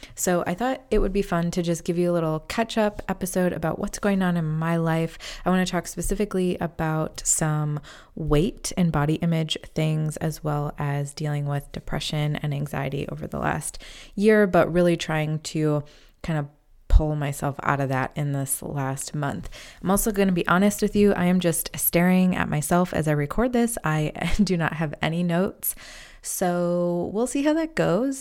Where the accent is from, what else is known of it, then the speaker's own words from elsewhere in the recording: Midwest, United States; moved away as an adult; also born or lived in Chicago; now in North Carolina, United States; I am from the Midwest, but we moved to North Carolina back in August of twenty twenty